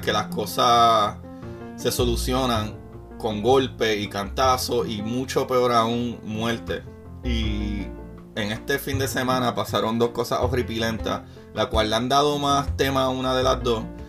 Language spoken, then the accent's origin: Spanish; Puerto Rico; yo soy puertorriqueño, para los que no sabían todavía en mi país hay una crisis súper fuerte